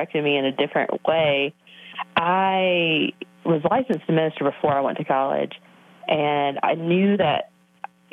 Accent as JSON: {"language": "English", "region": "Alabama", "country": "United States", "tie": "born or raised there", "moved": "yes", "lives_now": "Brentwood, United States", "said": "I grew up in Alabama in a very, very small town and grew up in a very small church"}